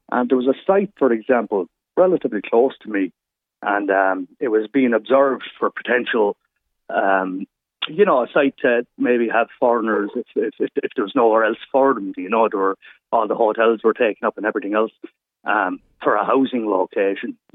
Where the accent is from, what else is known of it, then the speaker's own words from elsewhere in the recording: Carlow, Leinster, Ireland; I'm from Carlow myself.